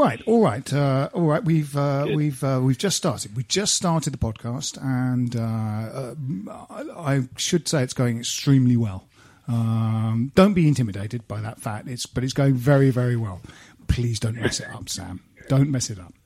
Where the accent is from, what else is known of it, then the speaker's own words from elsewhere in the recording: Kent, South East England, United Kingdom; we grew up in Kent, and we're West Ham fans